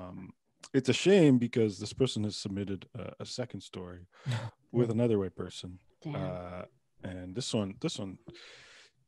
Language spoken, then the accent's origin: English; Pickering, Ontario, Canada; I grew up in Pickering, Ontario